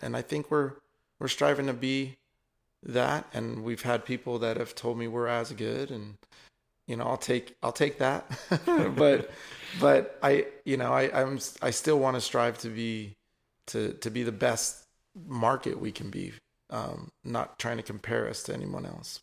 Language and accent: English; Isleton, California, United States; also born or lived in San Francisco; what I know as home is, is Ileton, um, out in the Sacramento Delta.